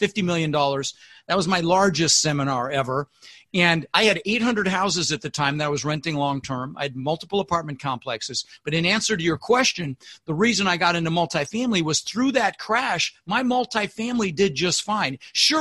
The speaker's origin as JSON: {"language": "English", "town": "Denver", "region": "Colorado", "country": "United States", "tie": "born or raised there", "also_born_or_lived": "Netherlands", "said": "I immigrated to this country when I was six with my brother, Albert, my mother's Vancha. I was born in Holland in the Netherlands, and we ended up in Denver, Colorado"}